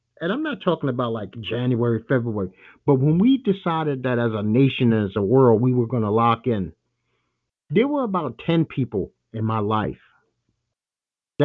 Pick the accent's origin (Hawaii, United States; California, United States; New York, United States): New York, United States; I'm a lifelong New Yorker